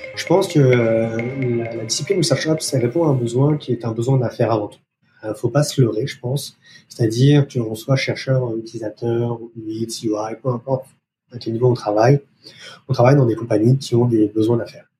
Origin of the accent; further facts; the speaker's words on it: France; accent: French; moved away as an adult; now in Montreal, Canada; français d'origine, vous pouvez entendre par mon accent, je suis installé euh, au Canada depuis plus de dix